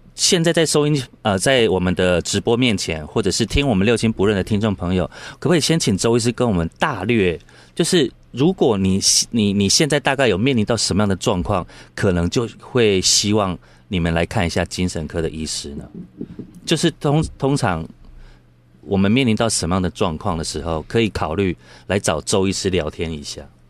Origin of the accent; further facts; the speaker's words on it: Taiwan; 我们台湾人